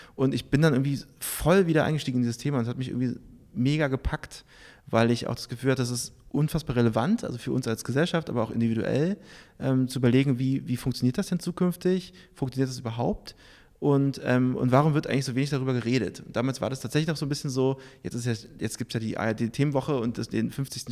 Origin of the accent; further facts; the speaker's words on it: Berlin, Germany; moved away as an adult; also born or lived in New York; ich bin geboren in Berlin